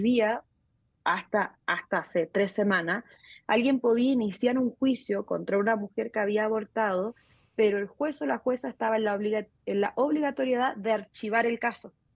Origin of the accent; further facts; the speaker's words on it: Chile; moved away as an adult; now in Mexico; Soy chilena y hace nueve años resido en México